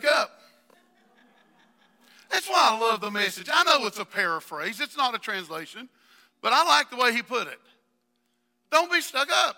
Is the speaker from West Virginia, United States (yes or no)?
yes; West Virginia, United States; I am from West Virginia